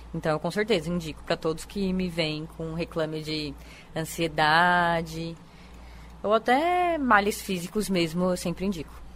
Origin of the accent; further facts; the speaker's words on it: São Paulo, Brazil; now in Paraíba, Brazil; Eu sou de São Paulo, capital